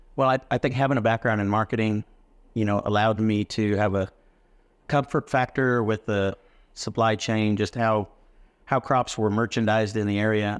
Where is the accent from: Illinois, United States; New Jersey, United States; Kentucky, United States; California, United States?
Illinois, United States; West Central; also born or lived in Texas Panhandle; now in Texas, United States; I come from the Midwest. I'm a corn, soybean hog farmer from West Central Illinois